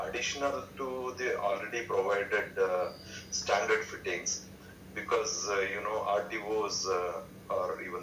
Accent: Bangalore, Karnataka, India; I'm from Bangalore

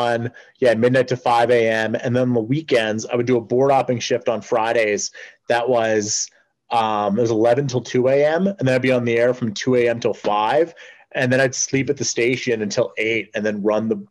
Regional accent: Edmonton, Alberta, Canada; I'm from Edmonton

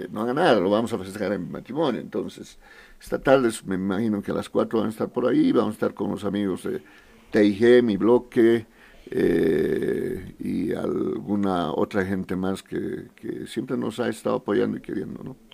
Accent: Potosí, Bolivia; now in La Paz, Bolivia; Em, nací en Potosí, en la ciudad de Potosí. Estudié hasta nivel medio, poco más en Potosí, en Villazón, en más lugares porque mi padre, por el tema de trabajo de mi padre, eh, ya me vine a La Paz a culminar estudios universitarios

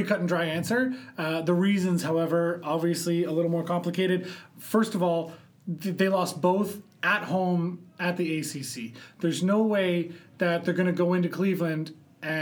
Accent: Canada; as a Canadian

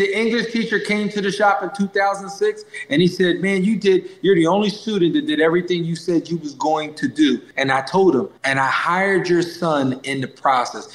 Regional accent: Lancaster County, Pennsylvania, United States; My school's right outside of Philadelphia, but I live about an hour and 20 minutes from Philly. I live in Lancaster County

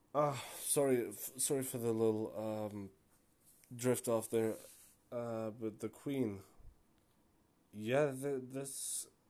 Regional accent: Germany; born and raised, you know, uh, born in Germany, um, mother Turkish, father Moroccan

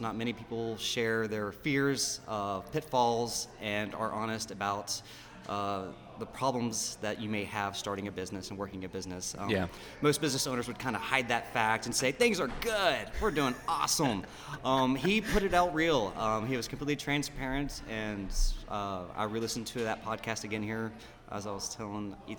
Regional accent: Louisiana, United States; moved away; also born or lived in Dallas, Texas; in junior high and high school, growing up in Louisiana, there was a great coffee culture of Chicory

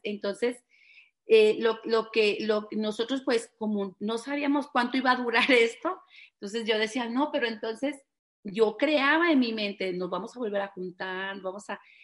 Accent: Guadalajara, Jalisco, Mexico; somos de aquí de Guadalajara

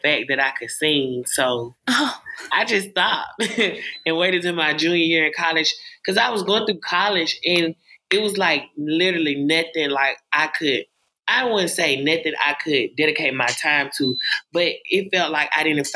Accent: Alabama, United States; I'm an upcoming artist. I'm from Alabama

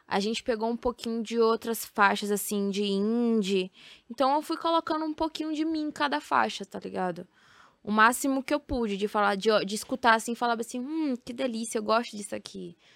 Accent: Feira de Santana, Bahia, Brazil; eu sou de Feira de Santana e algumas coisas ainda não chegam lá, sabe?

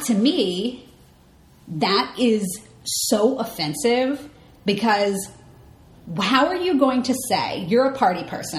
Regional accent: Alabama, United States; now in New York, United States; I'm from Alabama

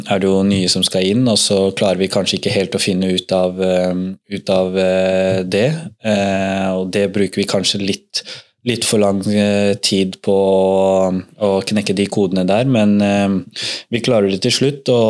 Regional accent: Drammen, Buskerud, Norway; moved away as an adult; now in Bodø, Norway; fra man var eh, bitte liten drittunge hjemme i Drammen

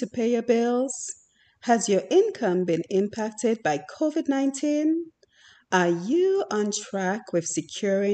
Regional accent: Dominica; we grew up in Dominica

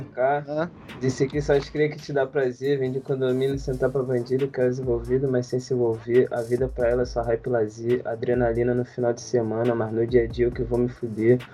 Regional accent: Rio de Janeiro, Brazil; also born or lived in Niterói; eu sou criado de favela, nasci no Manguinho, desde meu nome morei no Manguinho

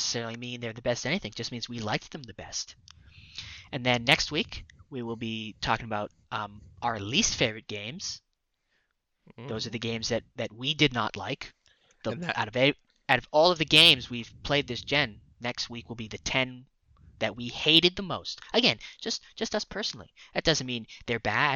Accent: Canada; we are Canadian.

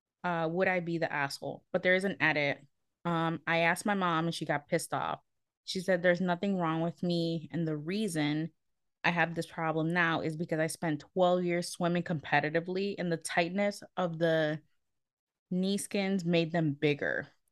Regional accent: United States; Man, I don't know if you know that we're American.

